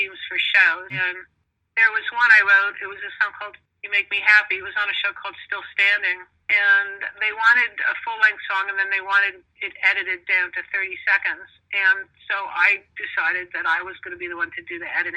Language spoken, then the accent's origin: English; New York, United States; now in Los Angeles, United States; I'm from New York. I live in L.A.